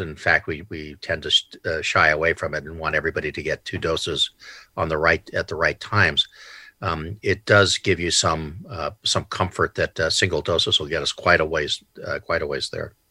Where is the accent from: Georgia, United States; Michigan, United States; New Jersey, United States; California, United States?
California, United States; San Diego; I grew up in San Diego